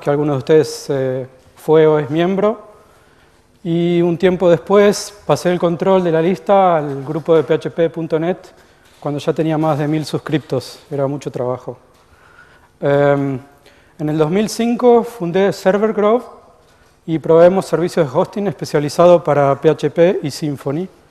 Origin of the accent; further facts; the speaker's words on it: Argentina; moved away as an adult; now in United States; yo soy argentino, como capaz que se habrán dado cuenta, eh, vivo en Estados Unidos desde 1999.